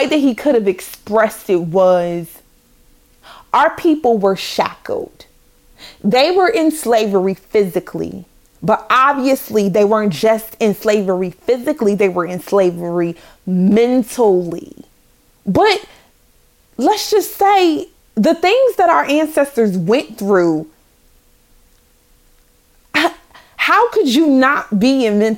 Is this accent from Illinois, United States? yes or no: yes; Chicago, Illinois, United States; I'm from the Chi, raised in the Chi.